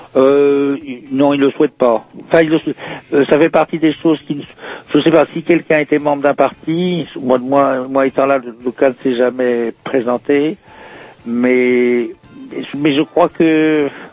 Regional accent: Brittany, France; moved away as an adult; also born or lived in Rennes / Paris; Je suis né dans le Morbihan

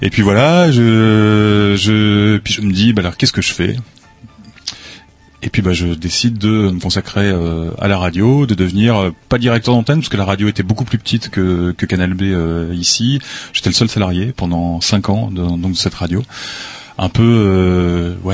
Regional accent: Lens, Hauts-de-France, France; moved away; moi, je suis originaire de du Nord-Pas-de-Calais, du de Lens exactement, enfin à côté de Lens.

